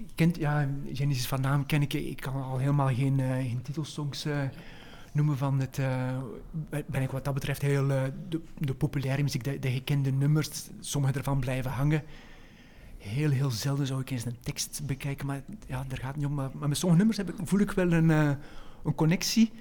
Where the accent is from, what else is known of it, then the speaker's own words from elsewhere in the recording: West Flanders, Belgium; moved away as an adult; also born or lived in Leuven / Netherlands; een West-Vlaming, opgegroeid in Aarselen, op paar kilometer van Dentrem